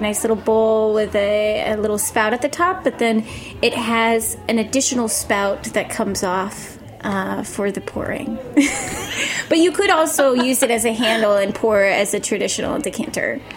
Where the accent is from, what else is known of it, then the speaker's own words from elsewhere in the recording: Maine, United States; moved away as an adult; now in New York, United States; I'm from Maine, and I've been here a little over four years